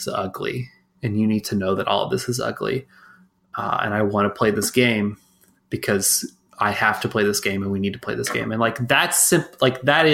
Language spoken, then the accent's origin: English; Texas, United States; I was born and raised in Texas